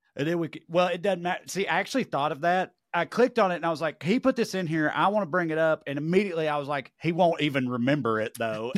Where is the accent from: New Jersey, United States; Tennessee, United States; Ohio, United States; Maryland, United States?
Tennessee, United States; accent: Tennessee; heard my accent, where he from, oh, Tennessee